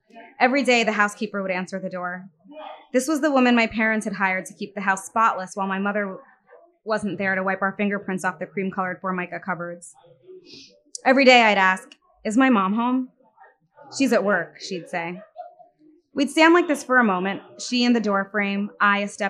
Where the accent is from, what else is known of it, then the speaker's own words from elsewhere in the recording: Westchester, New York, United States; growing up in Westchester